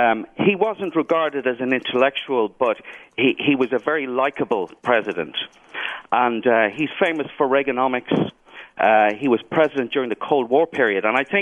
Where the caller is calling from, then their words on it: Dublin, Leinster, Ireland; Dublin, Ireland.